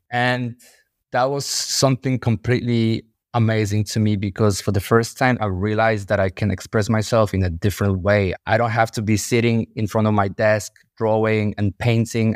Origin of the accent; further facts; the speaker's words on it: Łódź, Łódź Voivodeship, Poland; moved away as an adult; now in London, United Kingdom; I was born in Poland, in the city called Łódź. I was raised in one of the most dangerous and poorest neighborhoods